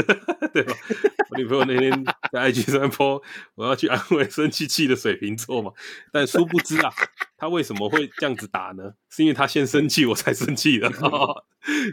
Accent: Taiwan; 我们本来就是来自台湾

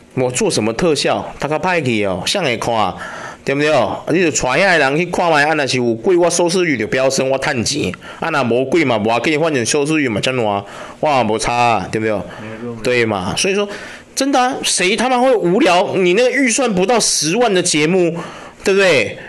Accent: Taiwan; 我们台湾人的个性

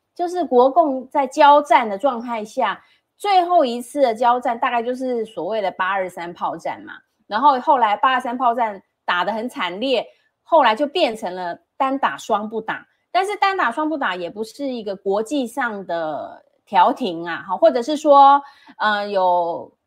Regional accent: Taiwan; 我是一个外省第二代也好，我出生在这边

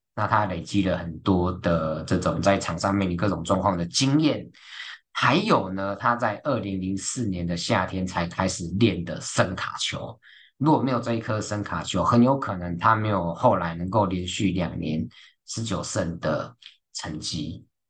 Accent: Taiwan; 在我们台湾人的文化或者观念里面

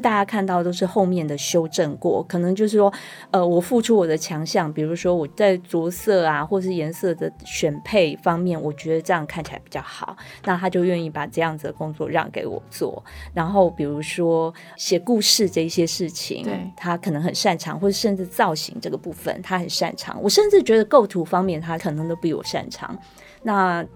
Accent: Taiwan; first language Taiwanese Hokkien; Chinese is a second language; 两个母语是台语的人

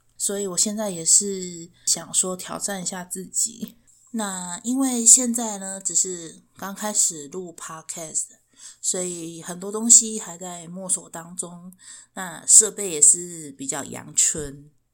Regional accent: Chiayi, Taiwan; 我是嘉义人

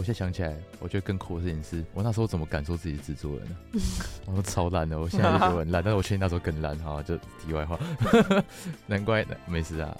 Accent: Tainan, Taiwan; moved away as an adult; now in Taipei, Taiwan; 其实我插个话，我刚来政大的时候，就我刚来台北念书，就我台南人。

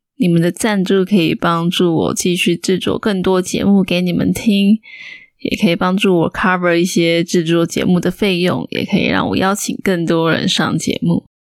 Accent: Taiwan; 大部分的台湾人其实就是跟我妹一样

